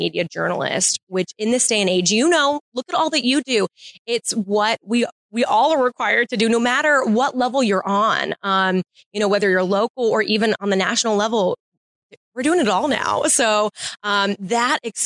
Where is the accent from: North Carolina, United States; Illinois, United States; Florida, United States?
Florida, United States; Tampa; growing up in Tampa Bay